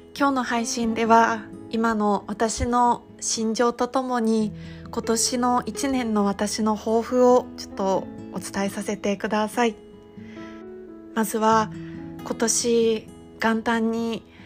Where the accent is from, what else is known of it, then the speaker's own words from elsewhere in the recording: Iwate, Japan; moved away; 私はあの地元が岩手県なので中学生の時に東日本大震災を経験している